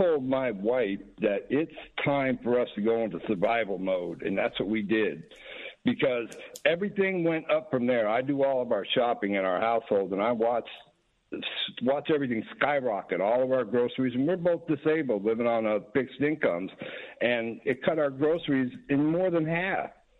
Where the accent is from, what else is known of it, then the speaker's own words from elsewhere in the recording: Florida, United States; accent: southern twang; also born or lived in North Jersey; now in West Virginia, United States; I grew up in Florida.